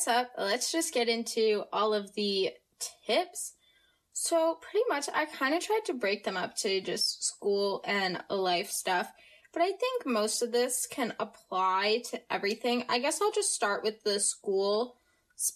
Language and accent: English; United States; accent: American; I have no accent and that I sound very American, which I am American.